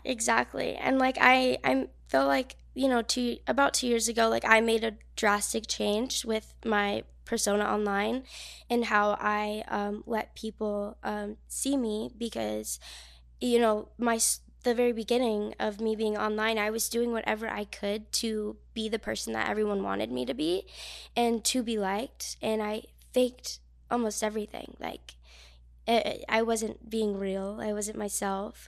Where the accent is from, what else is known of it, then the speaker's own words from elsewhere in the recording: New Jersey, United States; moved away; I'm from New Jersey, very small town